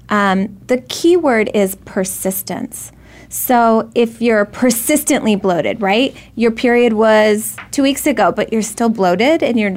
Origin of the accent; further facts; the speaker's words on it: Arizona, United States; We grew up in Arizona